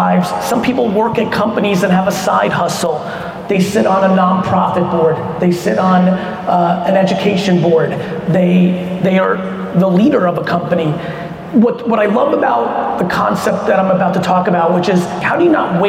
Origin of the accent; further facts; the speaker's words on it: United States; also born or lived in Soviet Union; I came to the US when I was 3 and grew up in the 80s in America